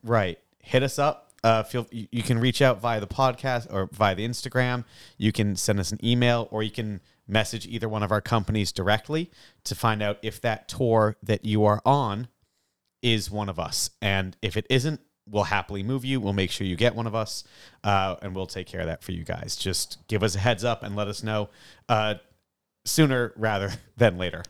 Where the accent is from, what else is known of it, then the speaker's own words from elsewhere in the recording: Salem, Massachusetts, United States; I'm from Salem